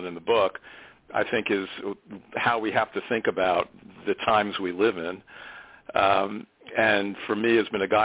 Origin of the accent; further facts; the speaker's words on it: South Shore of Long Island, New York, United States; I grew up on the South Shore of Long Island